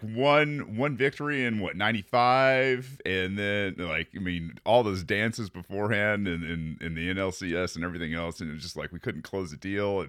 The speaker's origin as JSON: {"language": "English", "region": "Michigan", "country": "United States", "said": "And man, I'm from Michigan, from, I don't know, man."}